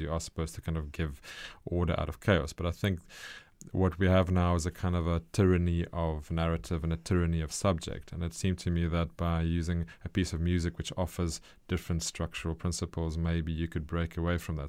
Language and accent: English; South Africa; for me as a South African